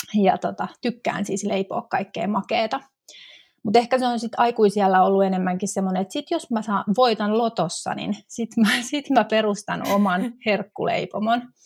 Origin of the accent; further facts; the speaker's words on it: Tampere, Pirkanmaa, Finland; moved away as an adult; now in Helsinki metropolitan area, Finland; 2005 vuonna mä muutin sitten pääkaupunkiseudulle Tampereelta, mistä, mistä on kotoisin